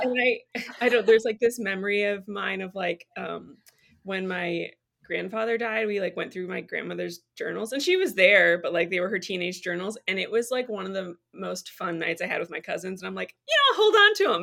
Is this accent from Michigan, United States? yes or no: yes; Michigan, United States; moved away as an adult; also born or lived in Tennessee; I'm from Michigan and I lived in Tennessee for years and we actually just moved back to be closer to family.